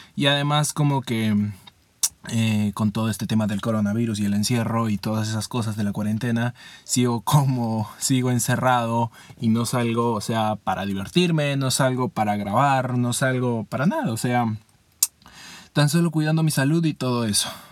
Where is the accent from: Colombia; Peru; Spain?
Peru; mi país Perú